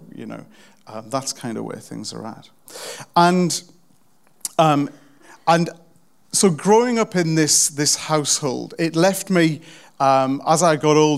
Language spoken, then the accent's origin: English; South Pelaw, North East England, United Kingdom; I'm from the really rough part of a really rough kind of rubbish town in the northeast of England